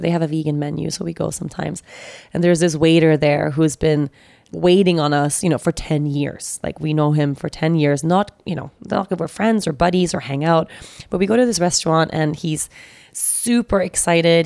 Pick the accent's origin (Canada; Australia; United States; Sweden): Sweden; moved away; also born or lived in Costa Rica; Sweden, which is my, my home country